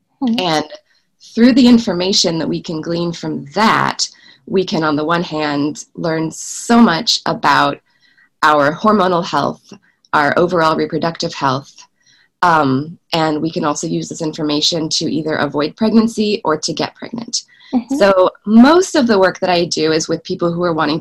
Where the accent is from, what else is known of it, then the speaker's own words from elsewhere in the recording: Willamette Valley, Oregon, United States; moved away as an adult; now in Davis, United States; I'm originally from Oregon, from the Willamette Valley, about 9 hours drive north of where I'm living currently